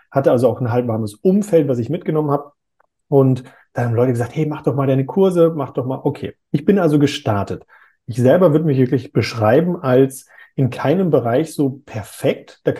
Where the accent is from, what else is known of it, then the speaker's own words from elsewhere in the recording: North Rhine-Westphalia, Germany; Ich komme ja ursprünglich aus NRW. Da sagt man, das passt wie Arsch auf Eimer.